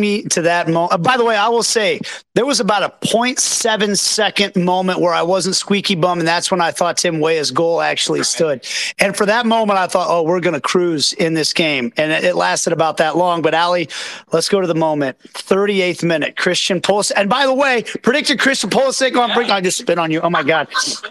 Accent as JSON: {"language": "English", "town": "Kansas City", "region": "Kansas", "country": "United States", "said": "I'm from Kansas City, Kansas"}